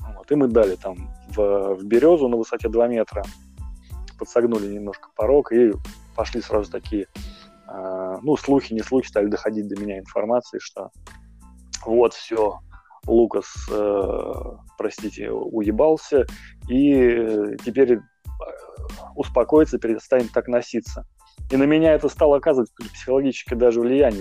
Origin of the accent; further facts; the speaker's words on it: Moscow, Russia; moved away as an adult; now in Saint Petersburg, Russia; я коренной москвич, э, я 30 лет прожил, ну, 29 прожил в Москве